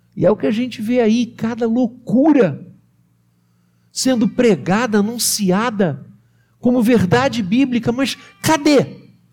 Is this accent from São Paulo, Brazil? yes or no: no; Rio de Janeiro, Brazil; moved away; na Igreja do Rio, de onde eu sou originário